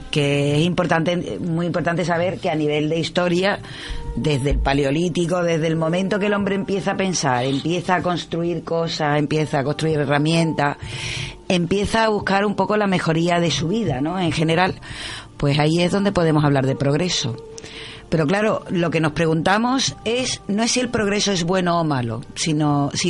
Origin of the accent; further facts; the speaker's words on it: Cádiz, Andalusia, Spain; pues yo nací en la Cuesta los Gitanos, en el Hospital de San Juan de Dios.